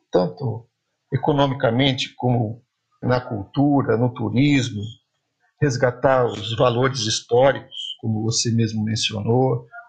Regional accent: Jacupiranga, São Paulo, Brazil; Eu sou de Jacupiranga

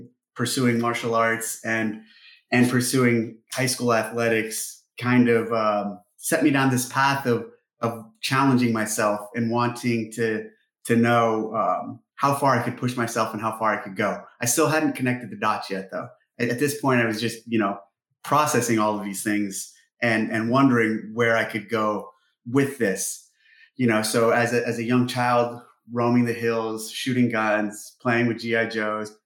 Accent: Ramona, California, United States; moved away as an adult; also born or lived in San Jose, California; I grew up on the ranch in Romans, California, our 65-acre ranch that's the home of the first three CrossFit Games. And actually, I was born in San Jose, and we moved to this property when I was in the second grade

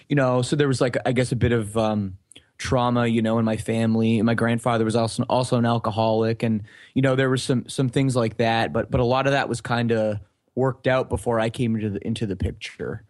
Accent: Oakville, Ontario, Canada; born or raised there; also born or lived in Scarborough, Ontario

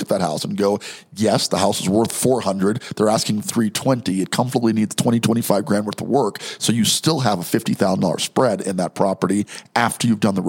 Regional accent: New York, United States; moved away; also born or lived in Denver; I'm from New York

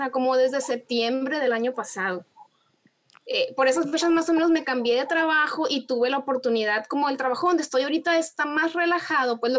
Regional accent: Hermosillo, Sonora, Mexico; accent: Sonoran; Yo, yo, soy de Hermosillo, Sonora, de Sonora.

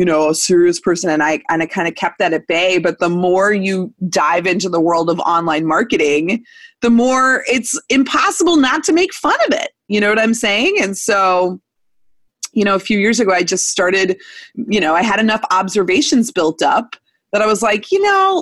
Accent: Missouri, United States; I was born in Missouri in 1984

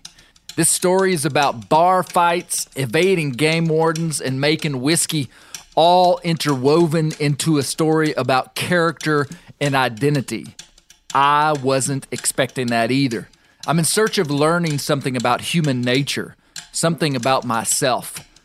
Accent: Mena, Arkansas, United States; You see, I grew up in Mena, Arkansas, in the western Ouachitas.

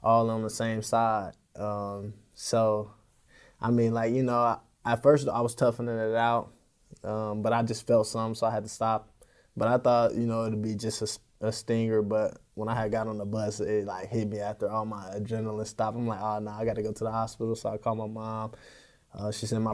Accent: Kansas City, Missouri, United States; I'm from Kansas City, Missouri.

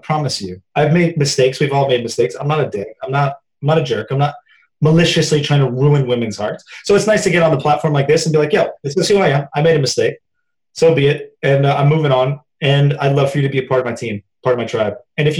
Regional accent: Louisville, Kentucky, United States; Down in the South, I'm from Louisville, Kentucky. That's where I was born. My mom's side of the family still lives there.

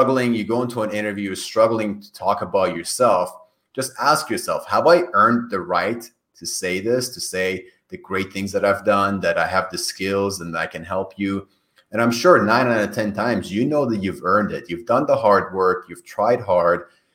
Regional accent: Iran; first language Persian; English is a second language; moved away; My native language is Farsi. Farsi that we speak in Iran.

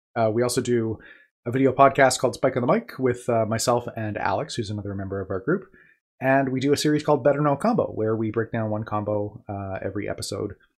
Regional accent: Manitoba, Canada; I'm from Manitoba, Canada

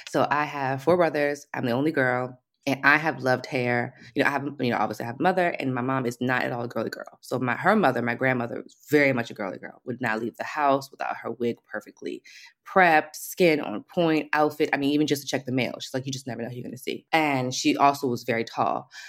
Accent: Alexandria, Virginia, United States; moved away as an adult; also born or lived in Washington, D.C.; now in Paris, France; I'm originally from D C, you know, D and V, Virginia. So, lived in D C, lived in Virginia most of my life. Alexandria, Virginia, so right outside of D C.

